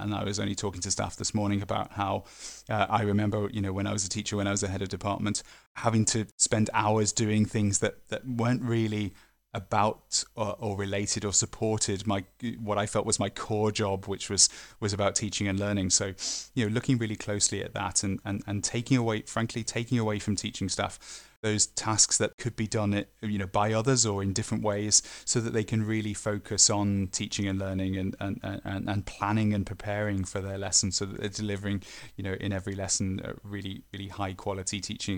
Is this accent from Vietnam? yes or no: no; the Northwest, North West England, United Kingdom; I'm from the Northwest